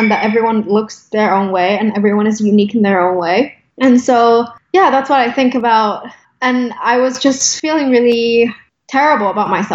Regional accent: United Kingdom; also born or lived in Hong Kong / Los Angeles; now in New York, United States; I was raised in the UK

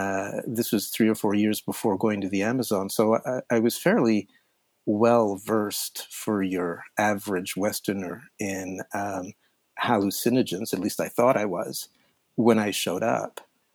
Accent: Switzerland; I'd previously tried LSD. I mean, LSD is a Swiss molecule, and I grew up in Switzerland.

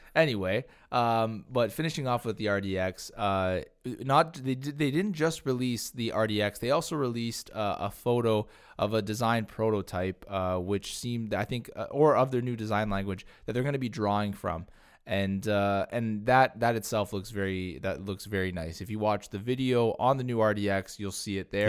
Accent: Canada; as Canadian car enthusiasts

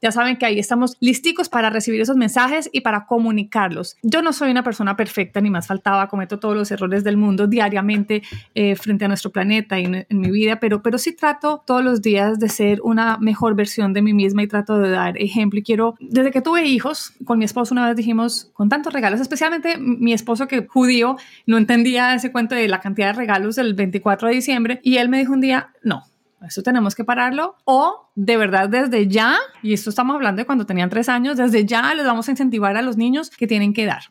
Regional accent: Colombia; En mi país, en Colombia

